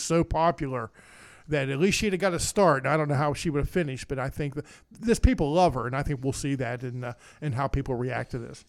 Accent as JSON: {"language": "English", "region": "West Virginia", "country": "United States", "said": "I told everybody, \"I'm from West Virginia"}